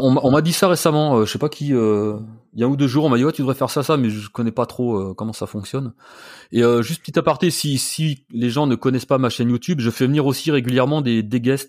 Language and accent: French; Burgundy, Bourgogne-Franche-Comté, France; now in Paris, France; je suis originaire de Bourgogne